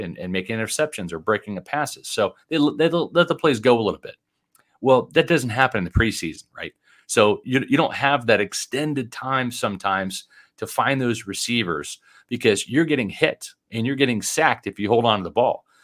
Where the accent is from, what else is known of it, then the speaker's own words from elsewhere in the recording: Overland Park, Kansas, United States; now in Florida, United States; Growing up in Kansas City, the Chiefs were my team